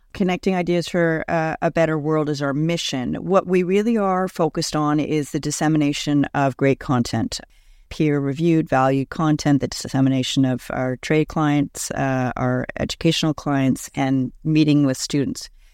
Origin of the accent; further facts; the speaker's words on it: Montreal, Quebec, Canada; also born or lived in West Coast; now in Toronto, Canada; I'm originally from Montreal, actually lived on the West Coast for a number of years, and then have been in Toronto for over twenty years now